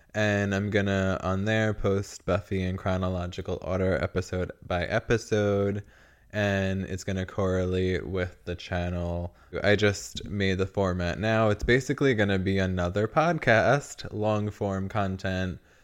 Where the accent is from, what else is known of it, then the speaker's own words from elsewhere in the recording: New York, United States; moved away; the only way I would move back to New York, I think, is if I could afford to live in Manhattan